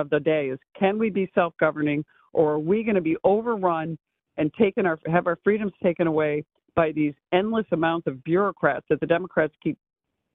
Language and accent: English; New York, United States; my vantage point as a New Yorker